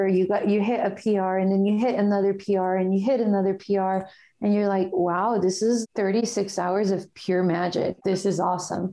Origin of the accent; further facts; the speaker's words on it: Guatemala; moved away; my home country, which is Guatemala